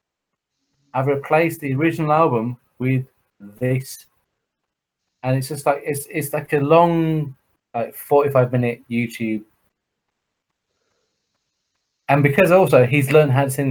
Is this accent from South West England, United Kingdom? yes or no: yes; Somerset, South West England, United Kingdom; moved away; I'm actually from Somerset